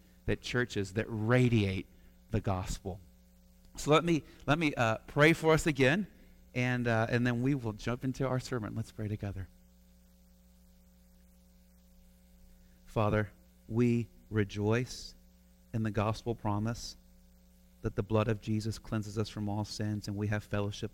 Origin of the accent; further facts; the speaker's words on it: Houston, Texas, United States; growing up in Houston, Texas, I grew up in a non-Christian family